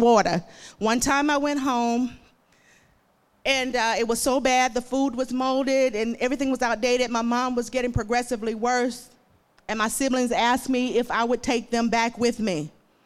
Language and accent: English; Emerson, Arkansas, United States; moved away as an adult; also born or lived in Magnolia, Arkansas; now in Hot Springs, United States; I was born and raised in Emerson, Arkansas, a small town just above the Louisiana state line.